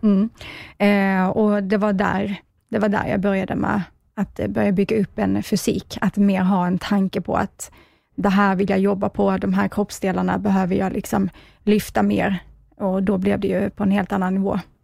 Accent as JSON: {"language": "Swedish", "region": "Skåne", "country": "Sweden", "tie": "born or raised there", "said": "jag kommer ju från Skåne, eh, som hörs kanske."}